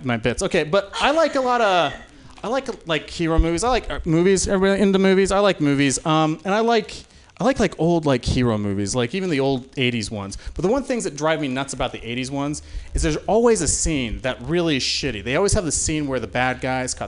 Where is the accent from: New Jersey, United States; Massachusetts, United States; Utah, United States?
Utah, United States; moved away; I grew up in Utah